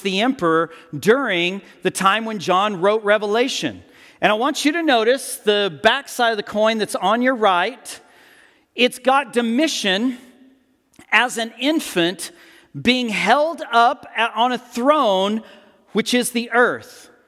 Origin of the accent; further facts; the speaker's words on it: United States; as modern Americans